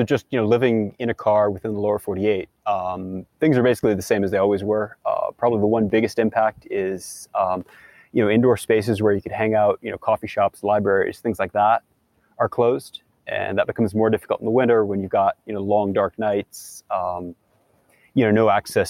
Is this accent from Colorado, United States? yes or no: yes; southern Colorado, United States; moved away as an adult; also born or lived in San Diego / Los Angeles; hiking with the family in southern Colorado